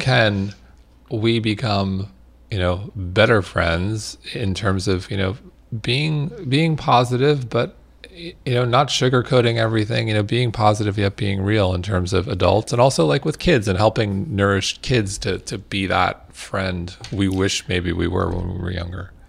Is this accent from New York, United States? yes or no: yes; Manhasset, New York, United States; I grew up in Manhasset, Long Island